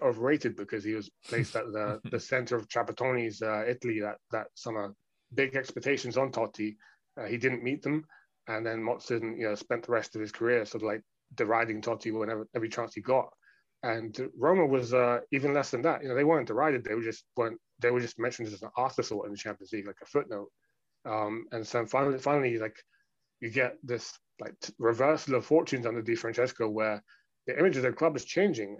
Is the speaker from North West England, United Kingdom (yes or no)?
no; London, United Kingdom; I'm someone who has spent the majority of my life growing up in London, among other places